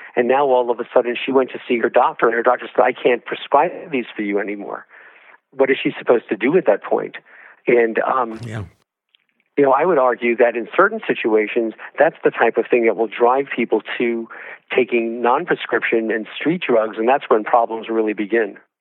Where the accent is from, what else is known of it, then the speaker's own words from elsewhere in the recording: Georgia, United States; my home state of Georgia